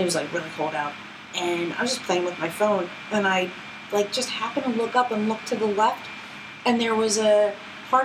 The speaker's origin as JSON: {"language": "English", "town": "Philadelphia", "region": "Pennsylvania", "country": "United States", "said": "I'm from Philly"}